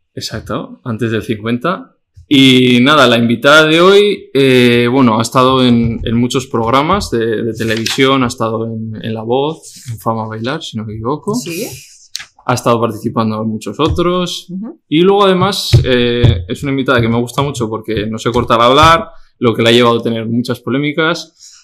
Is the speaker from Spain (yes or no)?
yes; Basque Country, Spain; Somos los dos vascos.